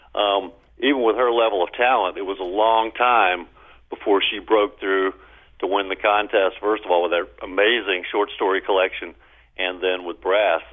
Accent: Baton Rouge, Louisiana, United States; I grew up blue collar in Baton Rouge

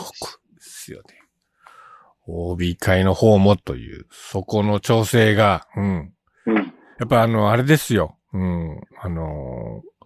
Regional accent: Kitakyushu, Fukuoka, Japan; now in Tokyo, Japan; 僕はやっぱり生まれ育ちがそちら

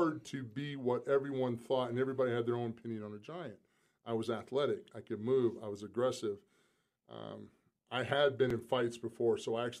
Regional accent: South Carolina, United States; I'm still from South Carolina. I mean, I'm a small town kid

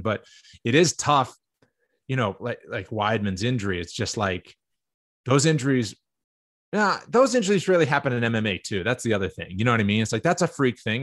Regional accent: Cape Cod, Massachusetts, United States; I'm from Cape Cod. Cape Cod guy, you know, it was Boston versus New York, everything

